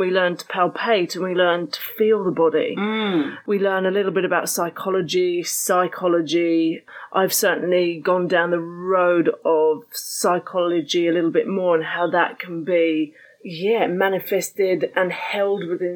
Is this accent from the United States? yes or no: no; United Kingdom; moved away as an adult; also born or lived in New Zealand; I'm a Brit, I'm a POM